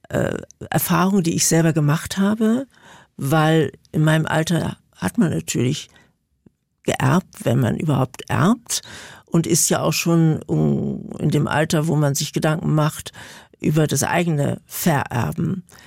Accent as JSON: {"language": "German", "region": "Berlin", "country": "Germany", "said": "ich komme ja aus Berlin"}